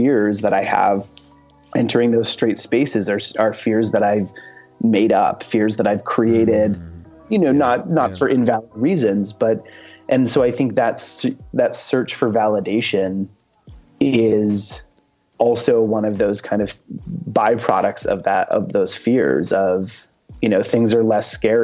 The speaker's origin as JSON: {"language": "English", "region": "Maine", "country": "United States", "said": "I'm from Maine"}